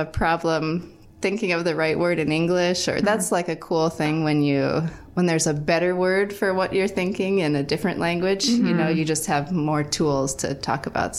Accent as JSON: {"language": "English", "region": "South Dakota", "country": "United States", "tie": "born or raised there", "also_born_or_lived": "San Jose, Costa Rica", "moved": "as an adult", "lives_now": "Valparaiso, United States", "said": "I grew up in South Dakota for my whole life until I came to VU for college. So I lived in Valparaiso for 4 years for college, and then I stayed living here for 2 years after"}